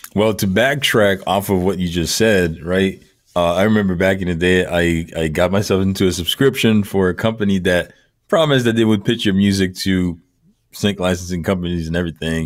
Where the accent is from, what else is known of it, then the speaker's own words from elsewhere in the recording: Montreal, Quebec, Canada; now in Toronto, Canada; Born and raised in Montreal, which is about four or five hour east of where I'm at right now